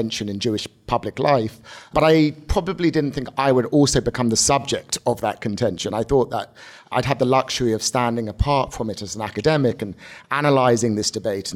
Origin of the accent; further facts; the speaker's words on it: United Kingdom; now in United States; growing up as in Britain and then as becoming an American Jew